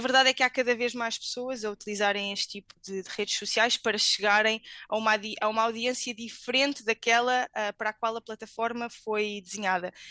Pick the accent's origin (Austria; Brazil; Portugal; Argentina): Portugal; moved away as an adult; also born or lived in Madrid, Spain / Santiago de Compostela, Spain / Angers, France; now in Arlington, United States; Saí de Portugal eh, em 2011